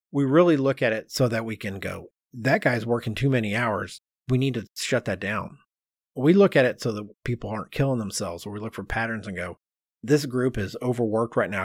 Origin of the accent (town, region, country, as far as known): United States